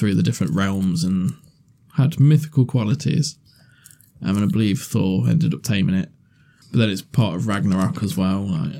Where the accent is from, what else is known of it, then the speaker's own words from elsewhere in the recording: England, United Kingdom; as English people.